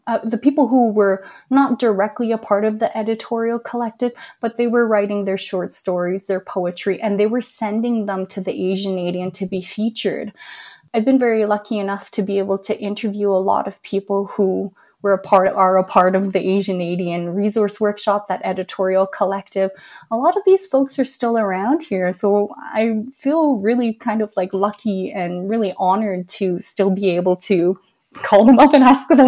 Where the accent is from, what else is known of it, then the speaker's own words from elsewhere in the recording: Canada; being Chinese Canadian, being a Chinese person born in Canada